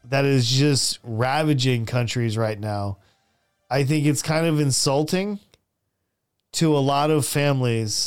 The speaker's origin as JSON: {"language": "English", "country": "United States", "also_born_or_lived": "Saudi Arabia / South Korea / Philippines", "moved": "as an adult", "said": "As an American"}